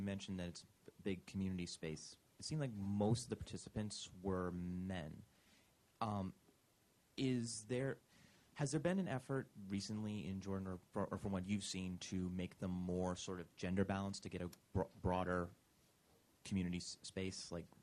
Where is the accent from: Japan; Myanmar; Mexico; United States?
Japan; English is a second language; I'm from Japan.